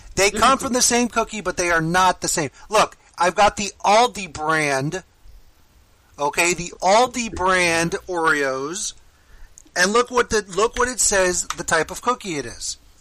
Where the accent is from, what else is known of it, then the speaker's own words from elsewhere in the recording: Miami, Florida, United States; I grew up in Miami